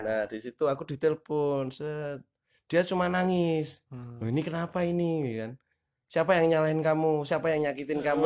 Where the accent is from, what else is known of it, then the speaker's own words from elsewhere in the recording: Magelang, Central Java, Indonesia; asal dari Magelang